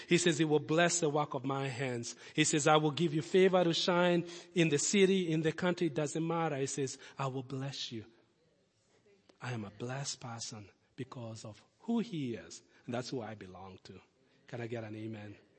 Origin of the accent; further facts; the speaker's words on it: Kenya; moved away; also born or lived in Lincoln; Kid from Kenya